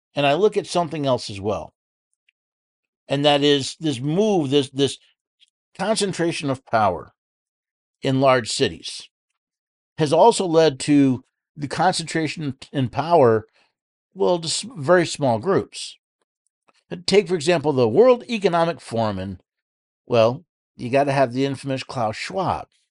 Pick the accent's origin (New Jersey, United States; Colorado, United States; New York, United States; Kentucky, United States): New York, United States; New York City; now in Tennessee, United States; I was born in New York City